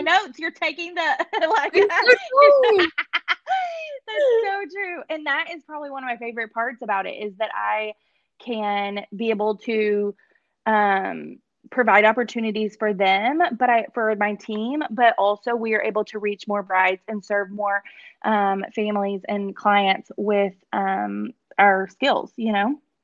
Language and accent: English; Paris, Texas, United States; moved away as an adult; I'm actually from Paris, Texas, which is about an hour and a half northeast of um Dallas